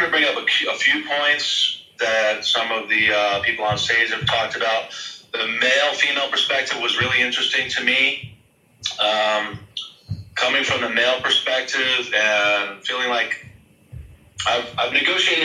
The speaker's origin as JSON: {"language": "English", "country": "United States", "said": "I'm from America"}